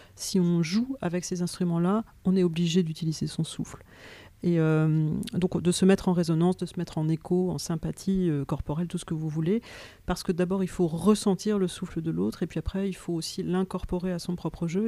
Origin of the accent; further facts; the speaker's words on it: France; nous en tant que Français